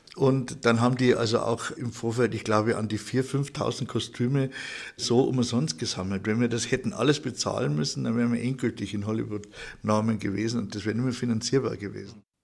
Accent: Markt Schwaben, Bavaria, Germany; ich bin in Marktschwaben geboren

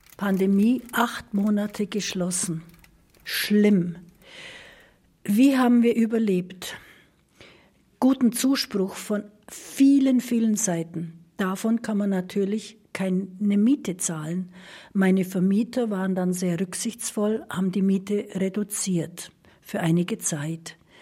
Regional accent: Marktoberdorf, Bavaria, Germany; Ich bin geboren in Markt Oberdorf, war aber in der ganzen Welt zu Hause

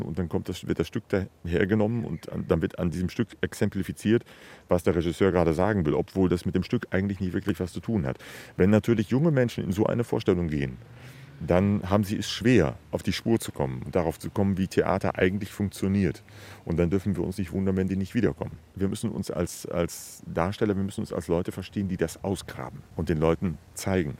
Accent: the West, West Germany, Germany; moved away as an adult; now in Dresden, Germany; dass ich im Westen sozialisiert bin

